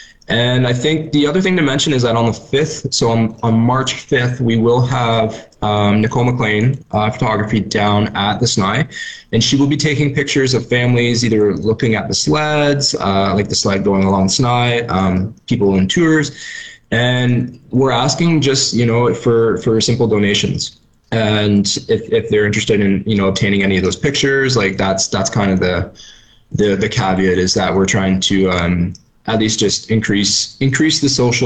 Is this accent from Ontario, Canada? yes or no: yes; just north of Toronto, Ontario, Canada; moved away; I'm from Ontario, and this is something that I never would have experienced growing up in, you know, just north of Toronto